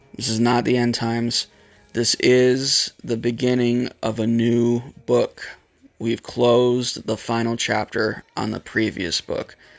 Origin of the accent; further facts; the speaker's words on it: United States; my fellow Americans